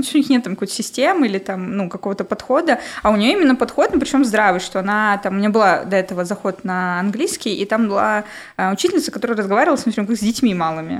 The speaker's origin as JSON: {"language": "Russian", "town": "Nevinnomyssk", "region": "Stavropol Krai", "country": "Russia", "moved": "as an adult", "lives_now": "Moscow, Russia", "said": "Город Невиномыск, Ставропольский край."}